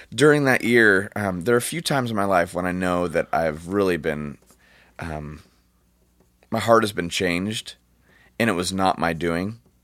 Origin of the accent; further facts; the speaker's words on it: Orange County, California, United States; I'm from Orange County. We, we don't, uh, we just don't talk like that.